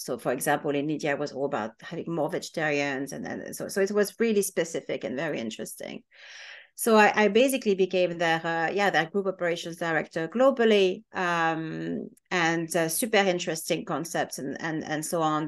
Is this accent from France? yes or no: yes; France; now in United Kingdom; I'm French, my husband is half Irish, half Belgian